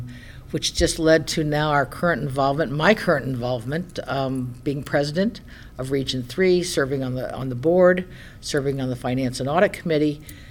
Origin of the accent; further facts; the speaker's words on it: Springfield, Illinois, United States; I grew up around Springfield